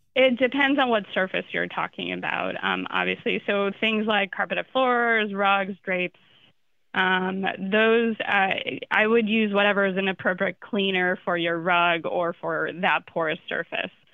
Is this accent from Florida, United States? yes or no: yes; Florida, United States; I'm from Florida